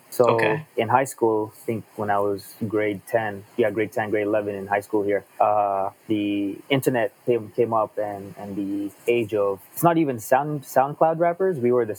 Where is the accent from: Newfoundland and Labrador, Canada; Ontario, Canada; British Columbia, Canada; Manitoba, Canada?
Ontario, Canada; born or raised there; also born or lived in Hong Kong / Philippines; now in Toronto, Canada